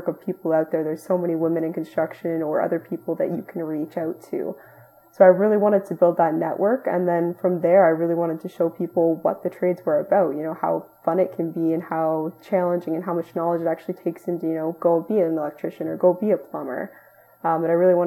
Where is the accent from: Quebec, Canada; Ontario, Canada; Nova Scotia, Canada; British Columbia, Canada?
Ontario, Canada; Ottawa; I'm from Ottawa, Ontario, Canada